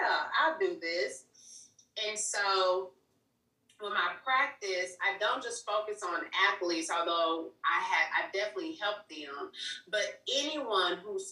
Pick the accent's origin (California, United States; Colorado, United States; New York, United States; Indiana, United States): Indiana, United States; Indianapolis; also born or lived in Mississippi; I'm from Indianapolis, Indiana